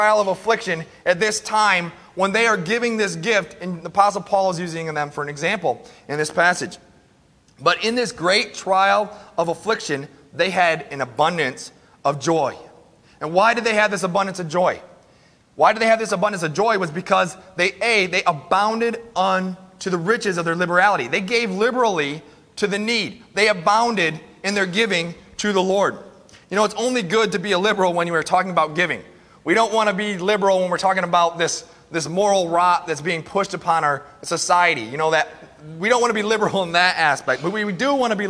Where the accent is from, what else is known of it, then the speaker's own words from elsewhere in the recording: United States; we as American Christians